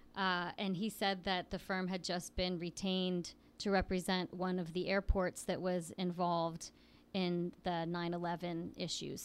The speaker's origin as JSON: {"language": "English", "town": "Williamsport", "region": "Pennsylvania", "country": "United States", "tie": "born or raised there", "said": "I grew up in Williamsport, which is a relatively small town in central Pennsylvania, north of State College"}